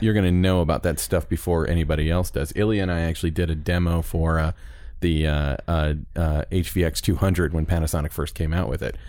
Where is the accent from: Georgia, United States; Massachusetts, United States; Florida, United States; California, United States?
Florida, United States; Orlando; I'm from Orlando